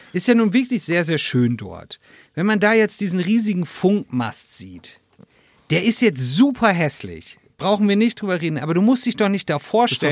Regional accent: Northern Germany, Germany; now in Pfrungen, Germany; ich komme ja aus Norddeutschland

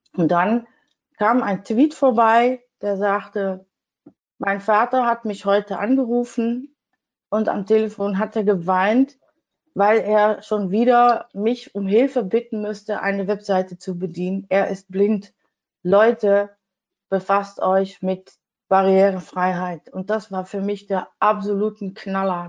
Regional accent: Netherlands; German is a second language; als Holländerin finde ich nicht immer so schnell die richtigen Wörter

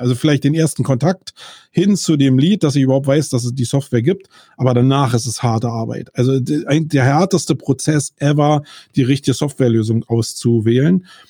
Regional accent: Germany; wir in Deutschland

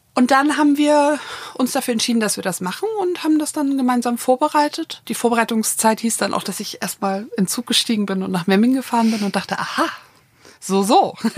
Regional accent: Hamburg, Germany; moved away; also born or lived in Berlin; ich bin in Hamburg geboren und aufgewachsen

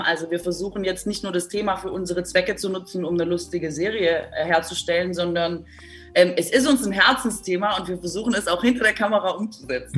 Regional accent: Baden-Württemberg, Germany; moved away; Ich komme ja aus Baden-Württemberg

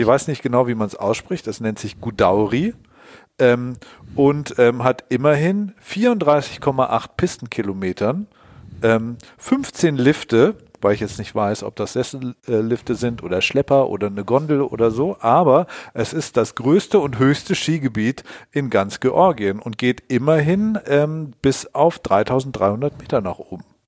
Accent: Allgäu, Bavaria, Germany; moved away; ins Allgäu gefallen, meine Heimat

